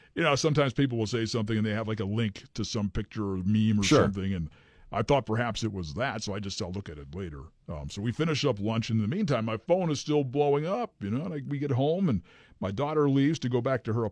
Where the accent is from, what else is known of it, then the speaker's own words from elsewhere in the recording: New England, United States; I'm from New England.